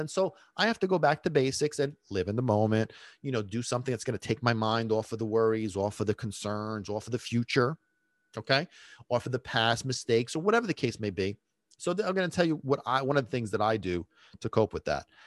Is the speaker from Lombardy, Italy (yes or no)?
no; Sicily, Italy; moved away; I grew up in Sicily for a big chunk of time.